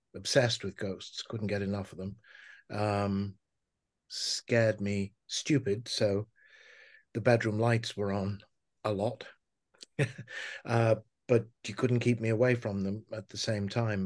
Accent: Liverpool, North West England, United Kingdom; I was, uh, born and raised in Liverpool

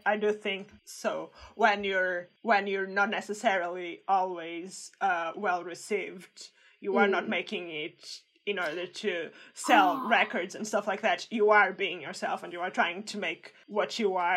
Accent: Portugal; English is a second language; now in United Kingdom; I'm Portuguese

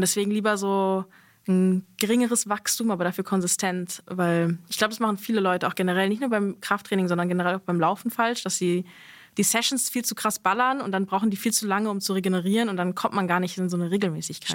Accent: Berlin, Germany; Ich bin ja in Berlin aufgewachsen, vor allem in Westberlin

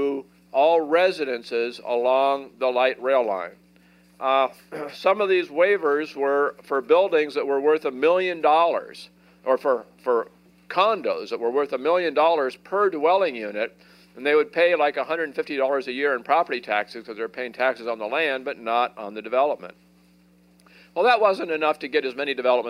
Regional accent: Portland, Oregon, United States; I live in Oregon, and I grew up in Portland

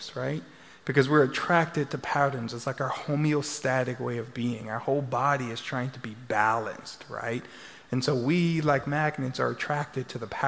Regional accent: Louisiana, United States; now in Texas, United States; I'm from Louisiana

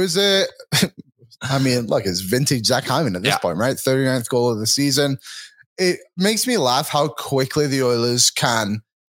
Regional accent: Philippines; I completed the flag game. I'm Filipino.

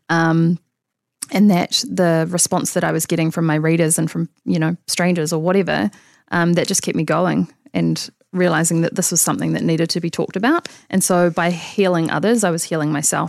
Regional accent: Auckland, New Zealand; also born or lived in London / Sydney; I grew up in Auckland. Um, so I went to high school here

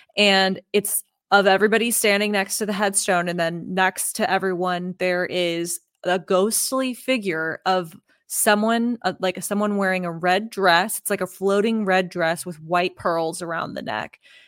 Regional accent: Oklahoma, United States; also born or lived in Texas; I'm from Oklahoma and Texas, but Oklahoma has a really interesting background with all of the Native American tribes that were there.

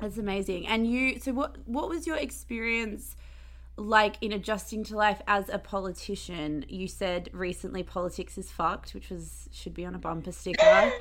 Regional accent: Perth, Western Australia, Australia; moved away as an adult; also born or lived in Sydney; I'm from I'm from Perth. I'm in Perth at the moment, but I was in Sydney for like the last ten years

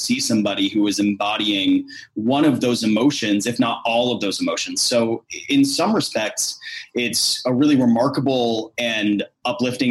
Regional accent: Iowa, United States; growing up in Iowa, which is not exactly a bastion of diversity

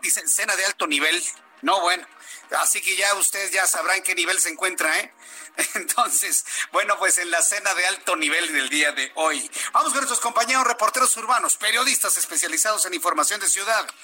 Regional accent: Mexico; aquí en nuestro país

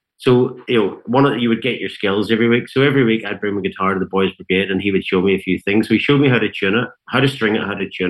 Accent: Ballyclare, Northern Ireland, United Kingdom; also born or lived in Antrim; they moved down the road to a farming town called Ballyclare, which is about 16 miles outside Belfast city centre, but the north of Ireland's not very big. So, you know, that was quite a big difference culturally. And that's where I grew up.

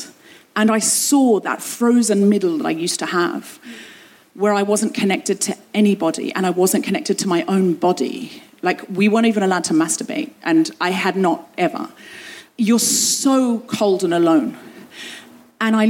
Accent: London, United Kingdom; London, London, England

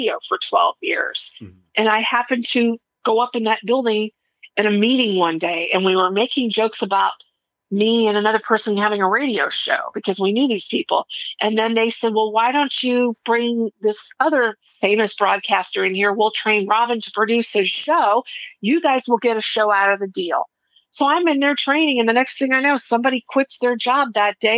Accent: Mesa, Arizona, United States; I grew up in Mesa

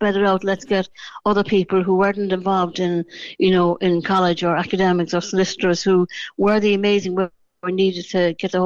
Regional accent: Dublin, Leinster, Ireland; now in Cork, Ireland; I'm originally from Dublin. I moved to Cork in 1977. You know, as I'd say, I was born in Dublin, but I am a true Cork woman as far as I'm concerned.

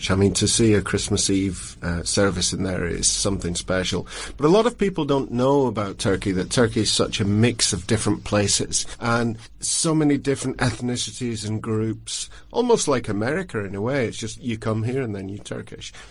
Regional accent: Longford, Leinster, Ireland; I'm from Longford.

